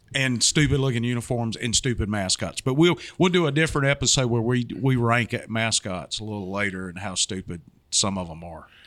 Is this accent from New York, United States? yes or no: no; Georgia, United States; now in Florida, United States; I grew up in Georgia